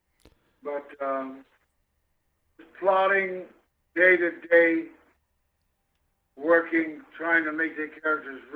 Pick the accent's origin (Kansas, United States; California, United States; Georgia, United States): Kansas, United States; Kansas City; moved away; also born or lived in Chicago; I come from Kansas City, Kansas.